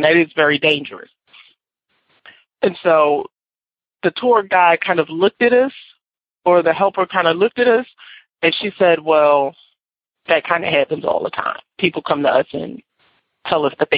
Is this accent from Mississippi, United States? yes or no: no; Philadelphia, Pennsylvania, United States; I'm from Philadelphia, Pennsylvania